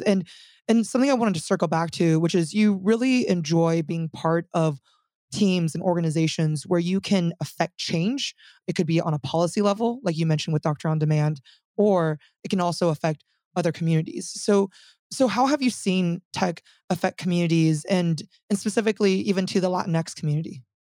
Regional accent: California, United States; also born or lived in Silicon Valley; So I'm from California. I spent eight years in Silicon Valley. And I think strongly identifying as Californian even at a very young age

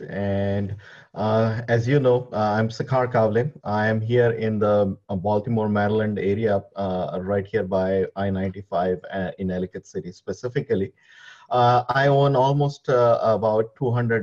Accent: India; moved away as an adult; now in United States; I am from India

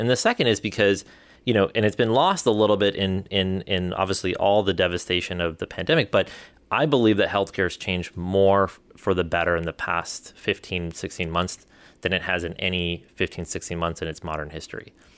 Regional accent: India; moved away; we come from India

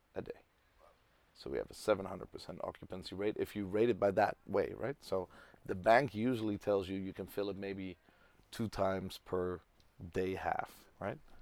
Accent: Tel Aviv, Tel Aviv District, Israel; now in Amsterdam, Netherlands; I'm from Tel Aviv

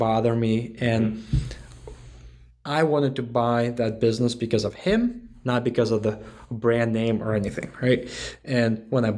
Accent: Connecticut, United States; moved away as an adult; now in Raleigh, United States; I'm from Connecticut

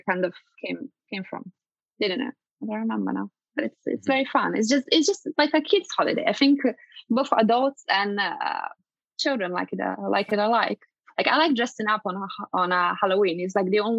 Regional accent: Italy; moved away; I'm originally from Italy. And I remember when I was a child that I used to kind of go and trick and treat.

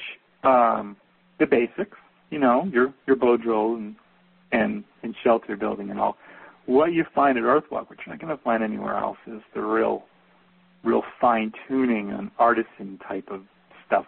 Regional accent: New Jersey, United States; now in Northwest, United States; I'm from New Jersey

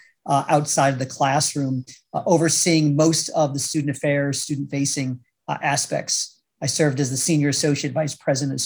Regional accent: Troy, New York, United States; moved away as an adult; also born or lived in Utica, New York / Syracuse, New York / Washington, D.C.; I grew up in the Troy area, Troy Albany, Capital District

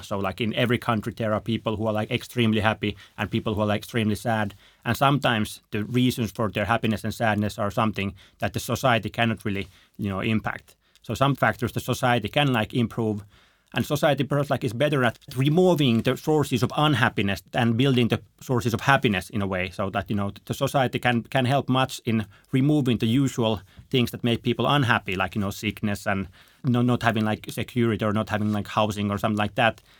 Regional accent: Finland; I'm from Finland

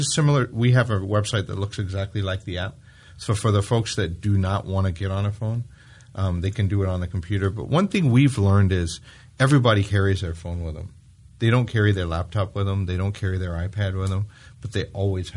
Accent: United Kingdom; I'm British

